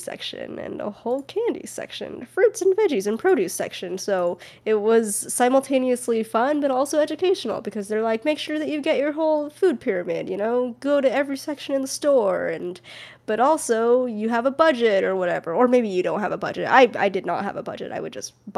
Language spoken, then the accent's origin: English; United States; I was born in America